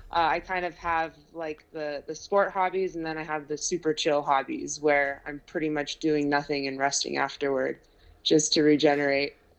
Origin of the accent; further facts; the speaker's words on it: United States; I grew up born and raised in Lake Tahoe